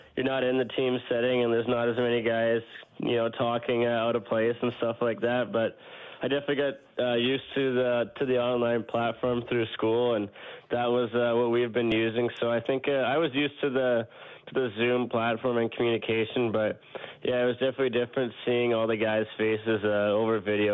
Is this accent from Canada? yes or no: yes; Edmonton, Alberta, Canada; Edmonton's a hockey city. I grew up playing hockey. I grew up watchin